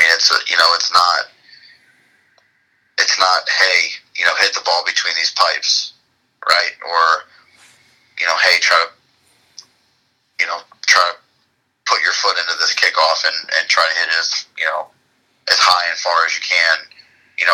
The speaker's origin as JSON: {"language": "English", "region": "Florida", "country": "United States", "tie": "born or raised there", "said": "I was born in Florida. Born and raised, lived there my entire life"}